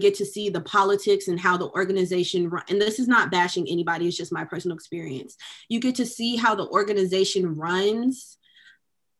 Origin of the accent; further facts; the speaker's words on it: Decatur, Georgia, United States; moved away as an adult; also born or lived in Dallas, Texas; I'm from Decatur, Georgia. I went to a predominantly Black high school. I grew up in a predominantly Black community my entire life